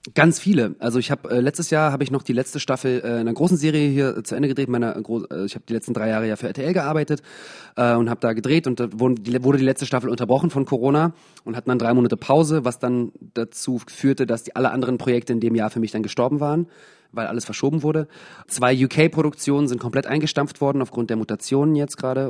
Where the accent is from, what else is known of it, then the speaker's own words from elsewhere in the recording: Germany; moved away; also born or lived in England; in Deutschland äh, ohne Akzent aufgewachsen